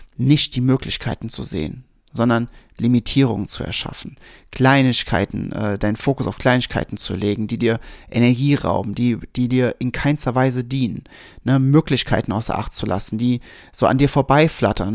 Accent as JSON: {"language": "German", "area": "Westerwald", "region": "Rhineland-Palatinate", "country": "Germany", "tie": "born or raised there", "also_born_or_lived": "Wiesbaden", "said": "Ich war so sieben, acht, 8 ungefähr, 7, 8. Und wir sind gerade frisch von Wiesbaden in den Westerwald gezogen"}